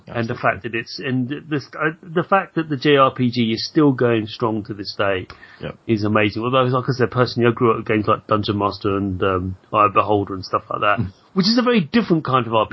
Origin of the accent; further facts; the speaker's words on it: United Kingdom; as a British person